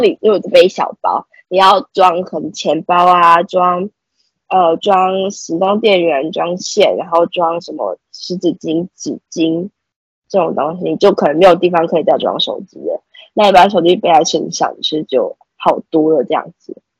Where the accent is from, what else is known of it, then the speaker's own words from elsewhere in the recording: Taiwan; 就像我是本地人